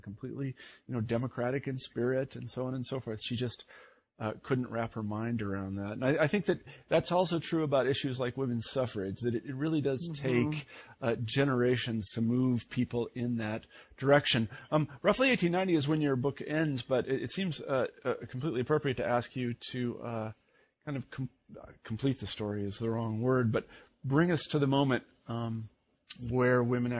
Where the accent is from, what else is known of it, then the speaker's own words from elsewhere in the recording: Midwest, United States; now in Iowa, United States; I'm from the Midwest, and not exactly progressive views